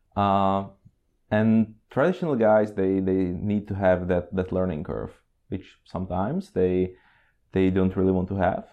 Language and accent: English; Czechia; moved away as an adult; also born or lived in Oslo, Norway / Prague, Czech Republic; now in Norway; I'm originally from Czech Republic